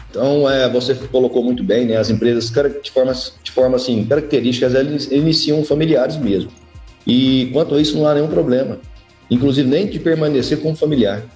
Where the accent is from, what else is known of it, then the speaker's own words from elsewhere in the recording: Brazil; nós brasileiros